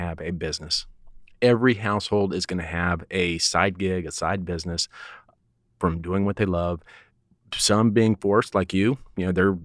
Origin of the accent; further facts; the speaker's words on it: Colorado, United States; now in Texas, United States; I'm from Colorado, but I've acclimated to Texas